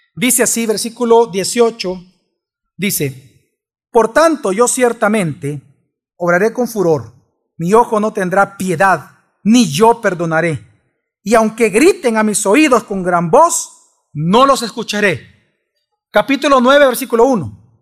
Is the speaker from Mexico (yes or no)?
no; El Salvador; somos sensuales los salvadoreños